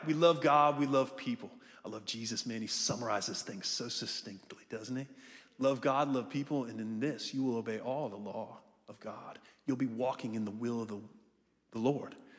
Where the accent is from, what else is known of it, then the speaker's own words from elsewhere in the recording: Ohio, United States; also born or lived in Melbourne, Florida; now in Jacksonville, United States; I'm from Jacksonville. I'm from Ohio originally.